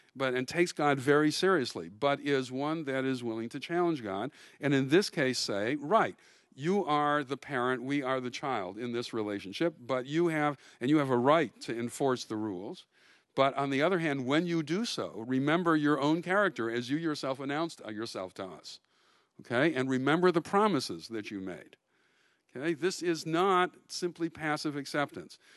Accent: Milwaukee, Wisconsin, United States; I grew up in Milwaukee

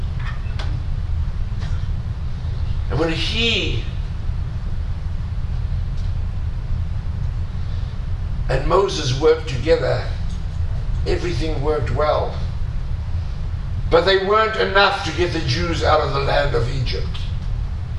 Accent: South Africa; I'm a South African, and I'm old enough

